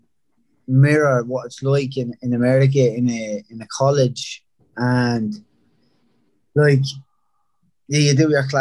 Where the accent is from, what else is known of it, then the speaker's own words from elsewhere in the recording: Dublin, Leinster, Ireland; moved away as an adult; also born or lived in Rathcoole; I grew up in Ringsend until I was about 6 or 7, and then moved across the river to East Wall. Lived there another like 7 or 8 years